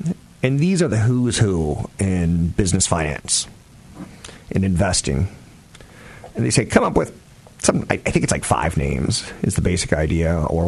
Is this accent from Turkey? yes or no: yes; Turkey; also born or lived in Germany / Greece; I grew up in Turkey and Germany and Greece. I grew up overseas.